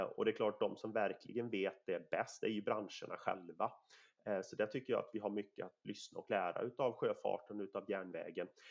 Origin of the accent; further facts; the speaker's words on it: Sweden; mitt område där jag kommer ifrån, eh, jag har fem mil till Göteborg, alltså Nordens största hamn. jag har fyra mil ner till Varberg